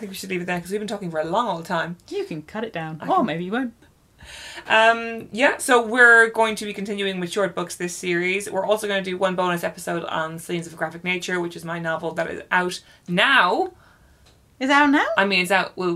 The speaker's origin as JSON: {"language": "English", "region": "Dubai", "country": "United Arab Emirates", "tie": "born or raised there", "said": "oh right and I grew up in Dubai everyone"}